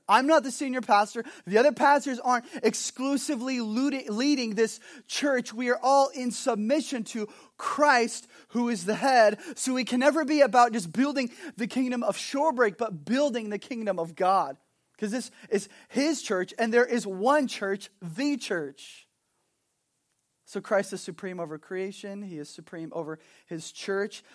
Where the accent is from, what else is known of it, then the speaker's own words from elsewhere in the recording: Southern California, United States; also born or lived in Montana; now in Kona, United States; I'm originally from Southern California.